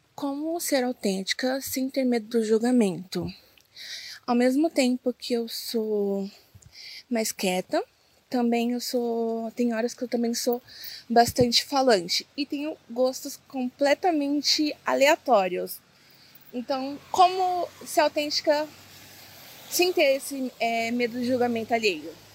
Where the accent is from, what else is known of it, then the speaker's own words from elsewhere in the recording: São Paulo, Brazil; tenho 26 anos, sou de São Paulo